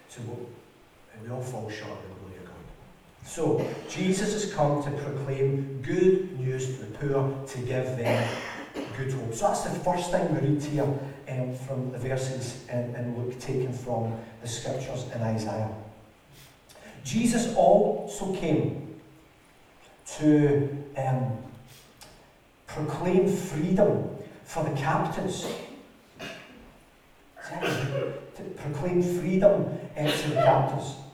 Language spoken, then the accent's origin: English; United Kingdom; because we come from Britain with the economics that it all is, we are rich